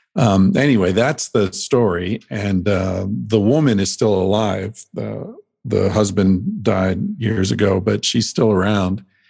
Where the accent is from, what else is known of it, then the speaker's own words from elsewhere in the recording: Pennsylvania, United States; moved away; I grew up in Pennsylvania where hunting's a big thing